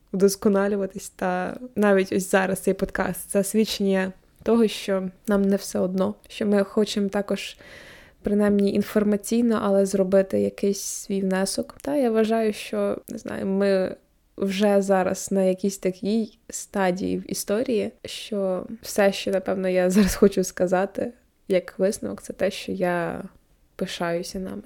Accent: Kirovohrad Oblast, Ukraine; now in Lviv, Ukraine; я з Кіроградської області

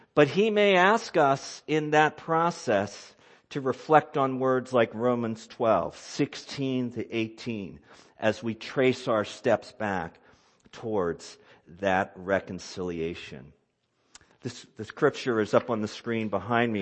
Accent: United States; I'm an American and I'm a Christian

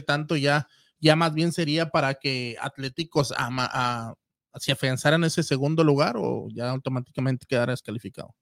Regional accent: Ciudad Juárez, Chihuahua, Mexico; yo soy de Ciudad Juárez

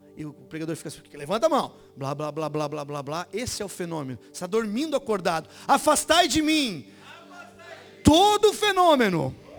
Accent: Brazil; nessa comunidade onde eu me criei

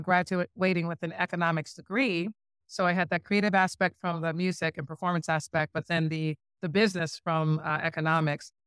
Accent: St. Louis, Missouri, United States; also born or lived in Bloomington, Illinois; we're, we're both from Saint Louis

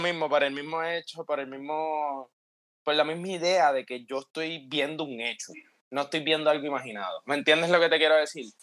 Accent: Puerto Rico; somos puertorriqueños, ¿me entiendes? A pesar de que, a pesar de que yo estoy en Puerto Rico

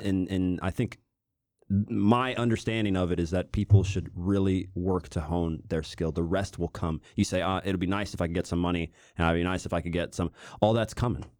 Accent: Overland Park, Kansas, United States; I'm from Kansas City. Uh, I was born in Overland Park, uh, Kansas in the U S.

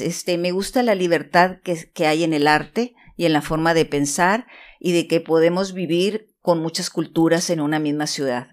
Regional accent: Tijuana, Baja California, Mexico; En una bella ciudad fronteriza que se llama Tijuana

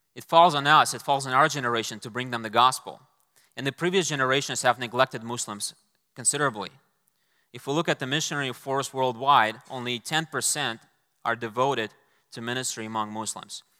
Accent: Moscow, Russia; moved away as an adult; I was intending to return to Moscow, my hometown

